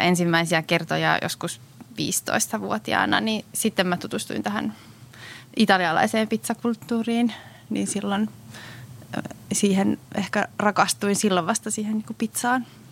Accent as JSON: {"language": "Finnish", "town": "Muurame", "region": "Central Finland", "country": "Finland", "tie": "born or raised there", "moved": "yes", "lives_now": "Helsinki, Finland", "said": "mä oon kasvanut tuolla Keski-Suomessa"}